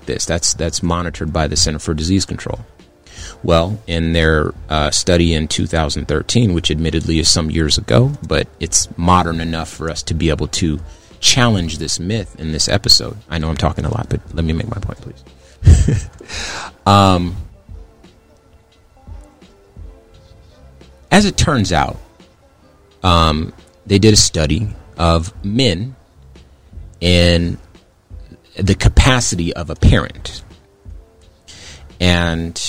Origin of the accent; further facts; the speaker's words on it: Compton, California, United States; moved away; also born or lived in Phoenix, Arizona; I'm from Compton, California in the 80s. So I was born in that.